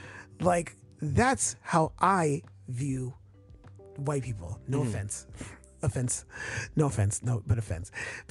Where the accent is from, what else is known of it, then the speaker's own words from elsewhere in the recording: New Orleans, Louisiana, United States; we're from New Orleans.